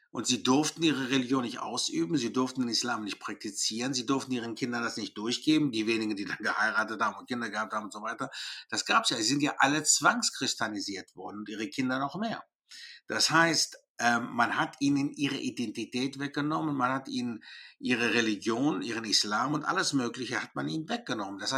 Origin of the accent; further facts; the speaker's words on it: Greece; Ich komme nicht aus Schweden, ich komme aus Griechenland.